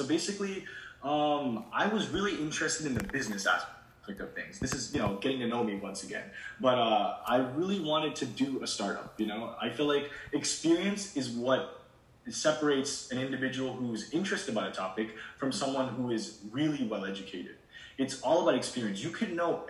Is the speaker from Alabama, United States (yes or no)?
no; Shrewsbury, Massachusetts, United States; also born or lived in India; I moved here at the age of 5 to Shrewsbury, Massachusetts, and I've been here ever since.